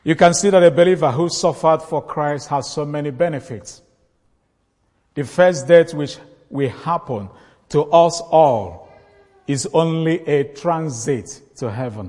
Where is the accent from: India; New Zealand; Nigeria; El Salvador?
Nigeria; northern part of Nigeria, my home country.